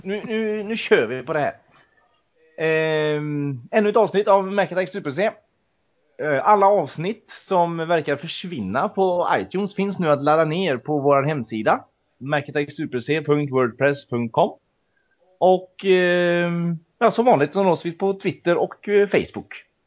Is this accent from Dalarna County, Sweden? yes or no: no; Mariestad, Västra Götaland, Sweden; moved away; Var ju hemma i Mariestad i helgen